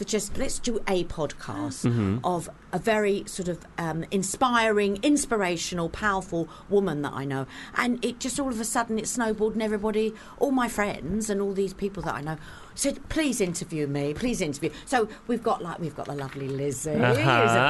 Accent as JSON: {"language": "English", "region": "London", "country": "United Kingdom", "said": "I come from Fulham and it was quite a close community then. Back in the day"}